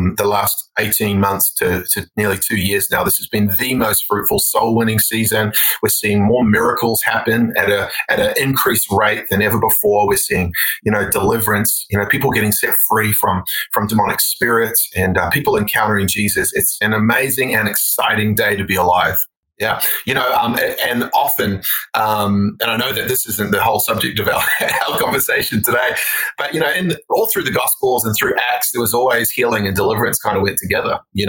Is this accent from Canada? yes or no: no; New Zealand; also born or lived in Australia; now in United States; I grew up in New Zealand. So I'm actually like, I'm half New Zealand, half Australian. I've spent half my life in both and now I'm becoming American